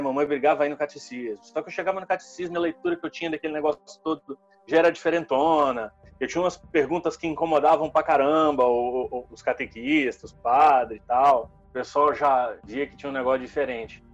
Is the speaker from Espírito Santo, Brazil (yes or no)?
yes; interior of Espírito Santo, Brazil; also born or lived in Vitória; eu sou do interior do Espírito Santo. Eu, eu nasci e cresci na roça, é, até os 16 anos